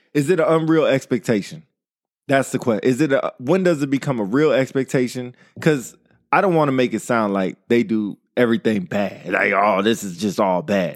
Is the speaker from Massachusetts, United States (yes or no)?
no; Modesto, California, United States; born or raised there